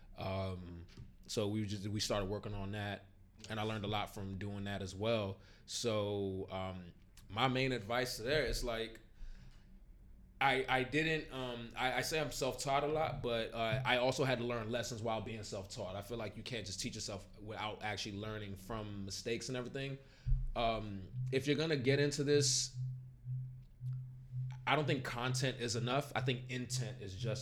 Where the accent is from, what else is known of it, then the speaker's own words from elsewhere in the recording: Maryland, United States; moved away; I'm originally from Maryland, and when I first moved here